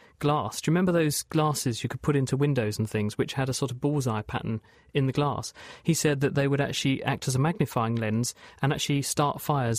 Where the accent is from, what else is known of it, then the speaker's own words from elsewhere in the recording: East of England, United Kingdom; partly I was from Essex, so there are some benefits of being in Essex.